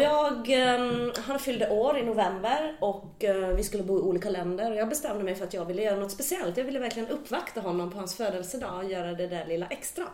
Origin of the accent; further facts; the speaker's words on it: Finland; Jag har ju den här finlandssvenska liksom rakheten